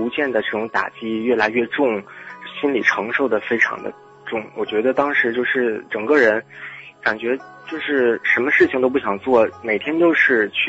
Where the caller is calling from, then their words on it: Shenyang, Liaoning, China; 千里共良宵的听众朋友们，大家晚间时光快乐！我是来自于辽宁沈阳的 … ，非常高兴能够在节目当中与大家聊聊我的心情。